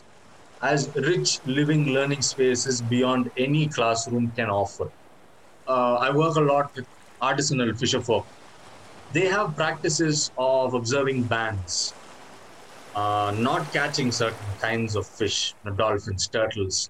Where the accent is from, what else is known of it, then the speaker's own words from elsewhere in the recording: Chennai, Tamil Nadu, India; I'm from Chennai, so that specific coast I have a deep experience